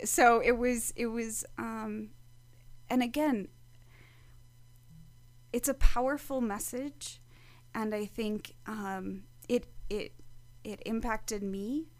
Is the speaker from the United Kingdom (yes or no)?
no; Wisconsin, United States; moved away; I grew up in the Midwest, so I grew up in Wisconsin